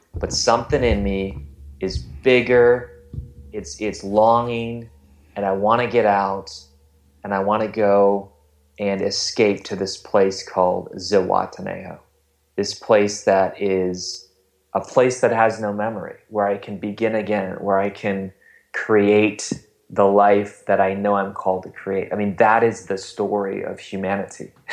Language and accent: English; Wisconsin, United States; now in Ohio, United States; I am not from Ohio, I'm from Wisconsin